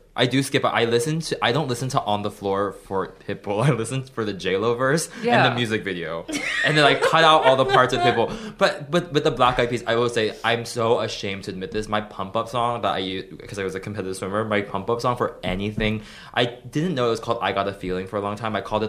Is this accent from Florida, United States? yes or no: yes; Florida, United States; because I'm from Florida